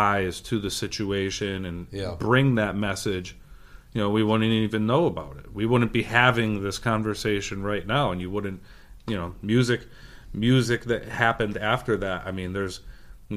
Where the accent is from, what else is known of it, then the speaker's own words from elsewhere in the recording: Middletown, Connecticut, United States; We grew up in Middletown